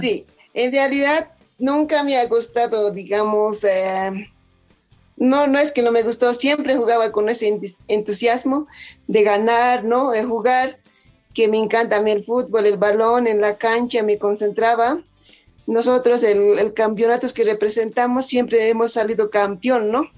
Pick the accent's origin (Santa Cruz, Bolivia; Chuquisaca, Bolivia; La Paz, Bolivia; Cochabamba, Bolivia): La Paz, Bolivia; Chucura; now in El Alto, Bolivia; en mi pueblo